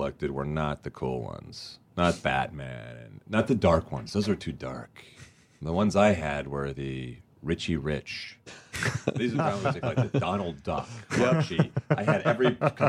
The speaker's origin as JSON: {"language": "English", "town": "Huntington Beach", "region": "California", "country": "United States", "tie": "born or raised there", "said": "In Huntington Beach."}